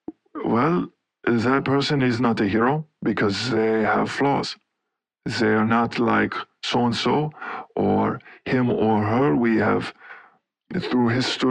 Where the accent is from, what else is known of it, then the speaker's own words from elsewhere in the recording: Laufen, Basel-Landschaft, Switzerland; Okay, well, I grew up in Laufen, Switzerland, and had an interest in many different things.